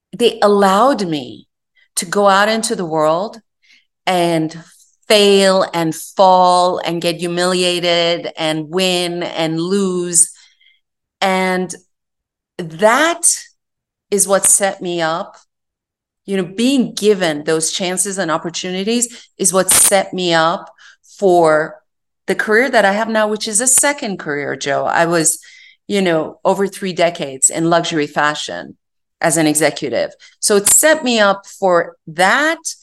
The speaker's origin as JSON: {"language": "English", "country": "Iran", "tie": "born or raised there", "moved": "yes", "said": "I was born and raised in Iran"}